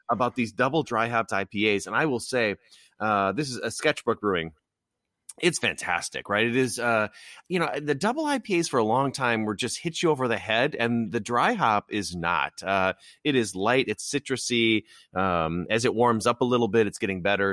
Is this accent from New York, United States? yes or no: no; Illinois, United States; my home state of Illinois